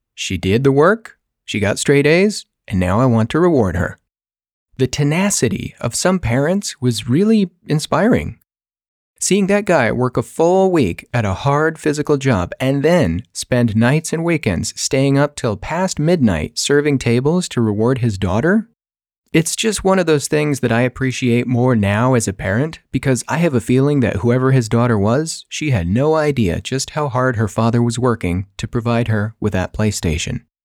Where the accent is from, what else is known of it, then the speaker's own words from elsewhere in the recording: California, United States; moved away; also born or lived in Colorado; I was actually born and raised in California